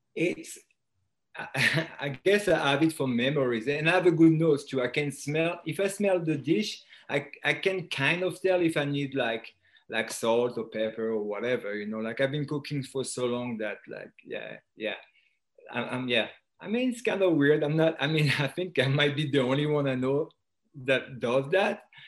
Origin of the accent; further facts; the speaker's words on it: France; accent: French; English is a second language; moved away as an adult; now in United States; I was born and raised in France. Um, I moved to the U.S. in 2001